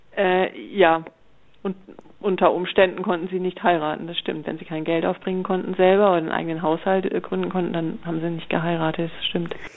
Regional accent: Flensburg, Schleswig-Holstein, Germany; also born or lived in Freiburg; now in Baden-Württemberg, Germany; ich komme eigentlich aus Flensburg, aus der Nähe von Flensburg, ähm, wohne aber schon deutlich länger in Baden-Württemberg als je in Schleswig-Holstein

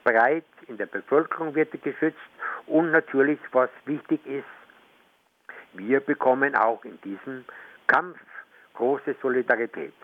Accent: Germany; now in Venezuela; ich komme manchmal in meine alte Heimat, gebe dort auch äh, Vorträge

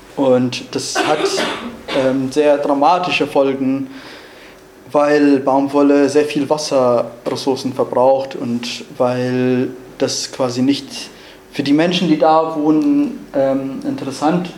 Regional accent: Rojava, Syria; German is a second language; moved away as an adult; now in Germany; Ich bin in Rojava geboren und aufgewachsen und im Jahr 2015 musste ich Rojava verlassen und nach Deutschland fliehen

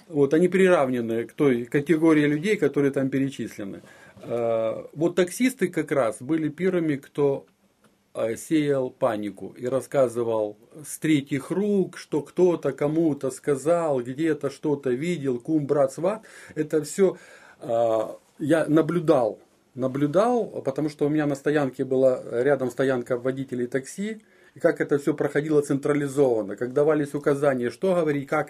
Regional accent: Makiivka, Donetsk Oblast, Ukraine; moved away as an adult; я родился в городе Макеевка

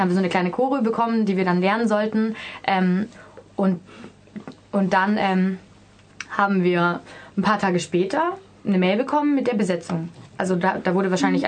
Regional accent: Swabia, Germany; Ich komme aus Schwaben

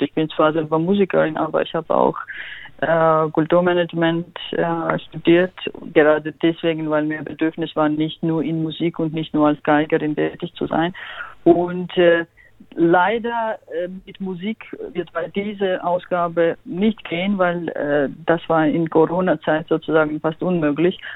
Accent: Georgia; German is a second language; now in Freiburg, Germany; ich komme, wie Sie sagten, aus Georgien und ich habe dort auch so schwierige Zeiten erlebt

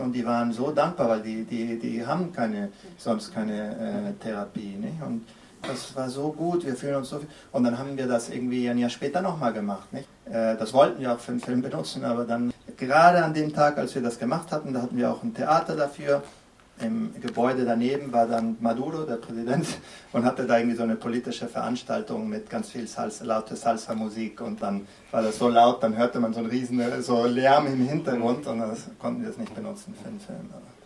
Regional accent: Venezuela; ich bin in Venezuela geboren und aufgewachsen

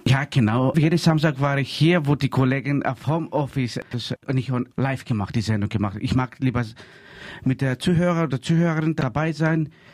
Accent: Greece; German is a second language; now in Freiburg, Germany; ich bin Grieche und ich bleibe Grieche

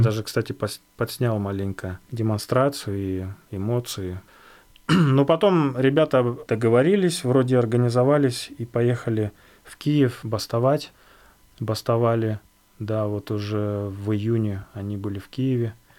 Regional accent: Yakutia, Sakha Republic, Russia; moved away; also born or lived in Altai; Я же родом из Якутии, из тоже маленького городка

